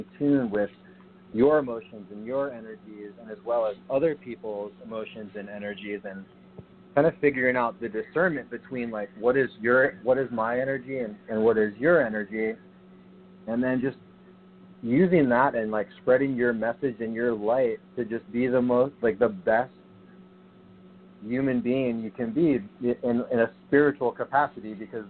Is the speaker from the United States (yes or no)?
yes; San Diego, California, United States; also born or lived in New Jersey; You know, I'm from San Diego. I lived in New Jersey in my teenage years, and I left home at 19 to join the Coast Guard.